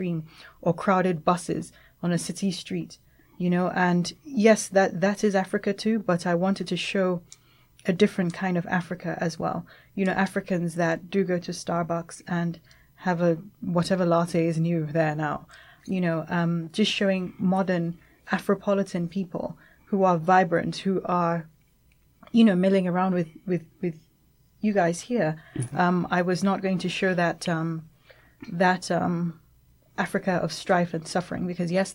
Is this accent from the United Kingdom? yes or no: yes; England, United Kingdom; moved away as an adult; also born or lived in Nigeria; now in Lagos, Nigeria; I grew up in England and I moved back, you know, recently